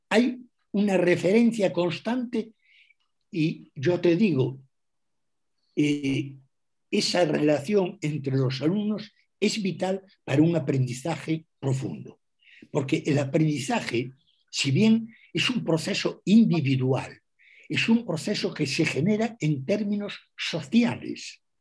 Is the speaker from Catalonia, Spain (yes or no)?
no; Galicia, Spain; first language gl; Spanish is a second language; mi primera lengua, mi lengua materna, eh, es el gallego. Y después de aprender gallego y hablar gallego, tuve que aprender castellano.